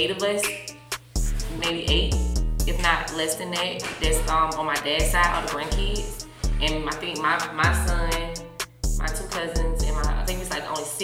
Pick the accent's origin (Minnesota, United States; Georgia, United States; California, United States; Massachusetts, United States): Georgia, United States; Atlanta; We are from East Atlanta, Kirkwood, baby. All in that, the deck, all that area. We not playing. My grandma's house is still standing.